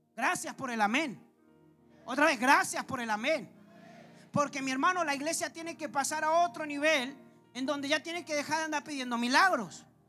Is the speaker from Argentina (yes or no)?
yes; Argentina; como buenos argentinos que somos